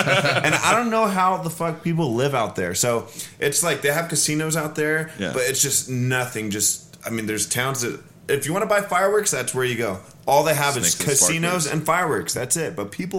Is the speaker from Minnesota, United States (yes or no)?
no; California, United States; I'm a Californian